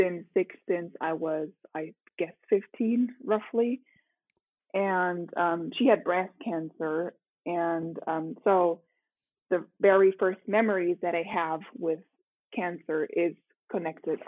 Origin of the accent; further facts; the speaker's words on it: Rome, Lazio, Italy; English is a second language; moved away as an adult; now in Munich, Germany; I was born in Rome. So I'm a native Italian. Okay. And I was raised and I lived there for 18 years